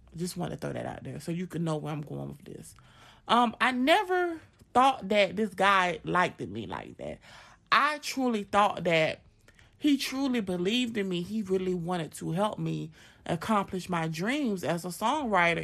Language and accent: English; Augusta, Georgia, United States; I'm from Augusta, Georgia